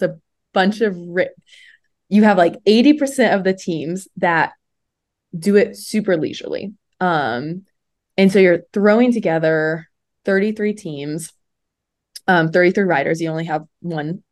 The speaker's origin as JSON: {"language": "English", "region": "central Indiana", "country": "United States", "tie": "born or raised there", "said": "I grew up in Indiana, more like central Indiana"}